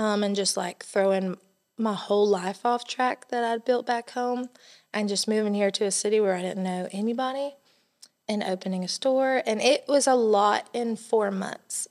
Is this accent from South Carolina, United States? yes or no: yes; Elgin, South Carolina, United States; now in Johnson City, United States; I grew up in Elgin, South Carolina